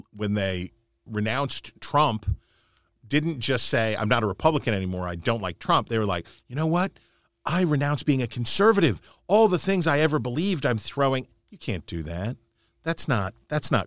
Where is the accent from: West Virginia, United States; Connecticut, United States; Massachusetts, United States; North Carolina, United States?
West Virginia, United States; I'm from West Virginia